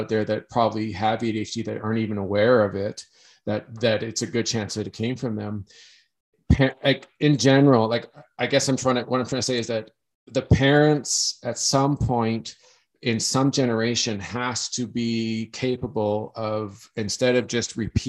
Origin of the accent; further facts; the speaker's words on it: Canada; growing up in Canada